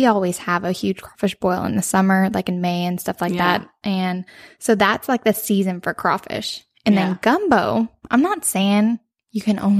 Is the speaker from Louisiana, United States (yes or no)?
yes; Cajun country, Louisiana, United States; we are from Cajun country.